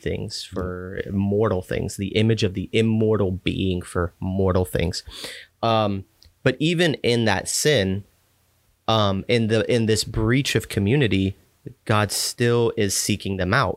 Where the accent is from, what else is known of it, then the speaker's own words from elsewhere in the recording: Texas, United States; I grew up in Texas